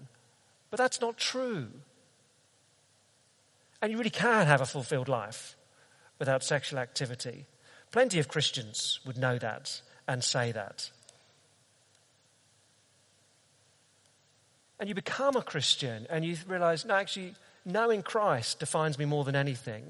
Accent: London, United Kingdom; I'm a Brit, and I'm a Londoner

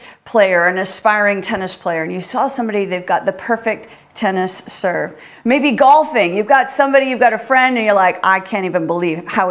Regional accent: Canada; now in United Kingdom; Being a Canadian

